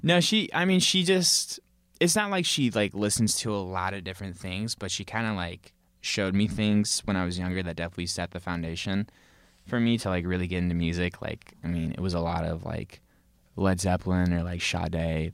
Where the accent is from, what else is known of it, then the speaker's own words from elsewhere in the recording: Tiburon, California, United States; also born or lived in Larkspur, California; I grew up in Tiburon. That's where I went to elementary school and, like, middle